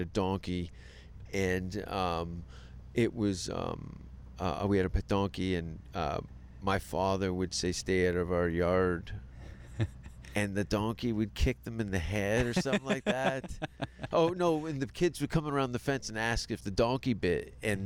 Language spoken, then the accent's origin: English; Hamilton, Ontario, Canada; moved away as an adult; also born or lived in North Vancouver; I grew up in Hamilton in the East End.